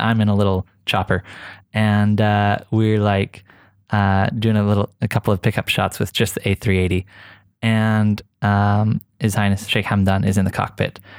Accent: Oklahoma, United States; moved away as an adult; now in Dubai, United Arab Emirates; I came from a really small town in Oklahoma, and it wasn't just like I moved from Oklahoma to Dubai

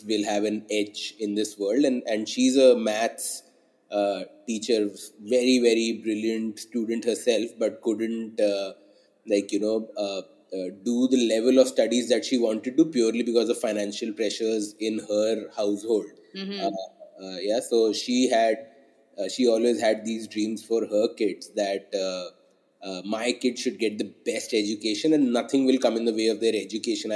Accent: Delhi, India; moved away as an adult; I was born and brought up in Delhi, spent my first like 20-21 years of life in Delhi

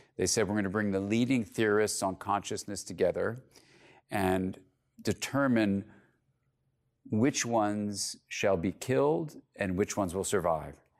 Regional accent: California, United States; I'm from California

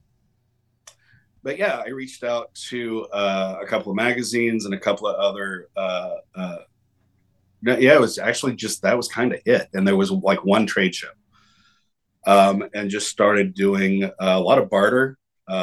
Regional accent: Little Rock, Arkansas, United States; I grew up in Little Rock, Arkansas

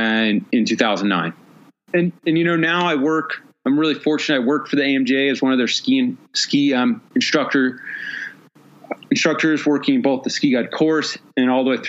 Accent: Pacific Northwest, United States; moved away; also born or lived in Gunnison, Colorado; I grew up skiing in the Pacific Northwest

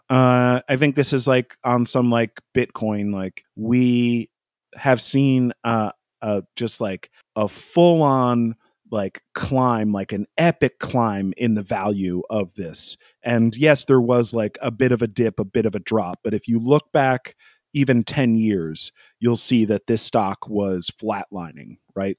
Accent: United States; as an American fan

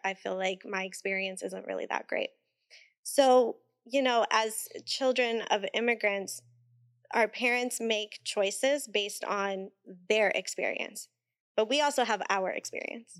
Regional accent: Puerto Rico; In Puerto Rico, we call it bregando

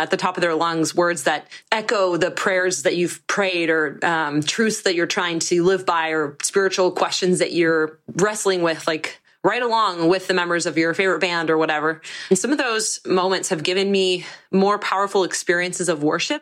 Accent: Monterey, California, United States; I'm from Monterey, California

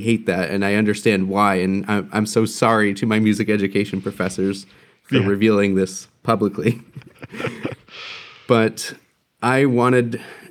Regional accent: New Jersey, United States; now in Milwaukee, United States; I grew up on the East Coast in New Jersey.

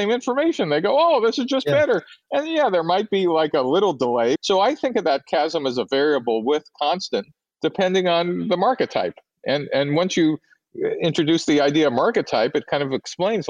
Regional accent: New York City, New York, United States; moved away as an adult; I grew up in New York City in a pretty narrow ethnic ghetto

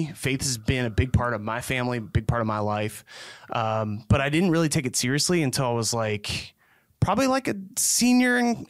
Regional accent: Belleville, Pennsylvania, United States; So I grew up right outside of Belleville, Pennsylvania. So you either know it or you don't.

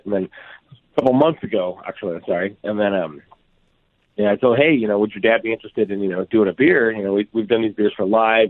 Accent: Glendora, California, United States; The city that I grew up in, a town called Glendora, just outside of L.A., that's Michael Anthony lived there.

